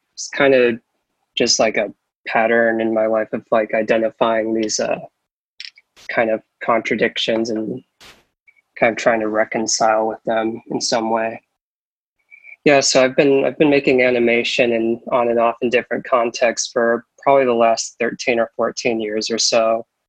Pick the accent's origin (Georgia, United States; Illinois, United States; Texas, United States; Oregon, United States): Oregon, United States; also born or lived in Las Vegas, Nevada; I was born in Las Vegas, Nevada. Lived there until I was about 5. My parents moved around a lot, moved up to Oregon and lived in different places around Oregon.